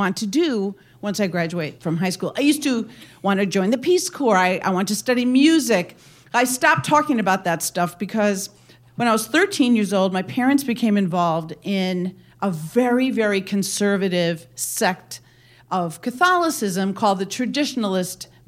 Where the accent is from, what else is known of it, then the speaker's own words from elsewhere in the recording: Wisconsin, United States; my hometown in this little town in Wisconsin